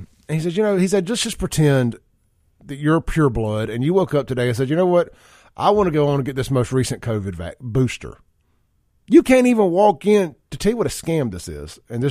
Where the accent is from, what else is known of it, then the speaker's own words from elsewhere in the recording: Byram, Connecticut, United States; Growing up around Byram and being very familiar with that facility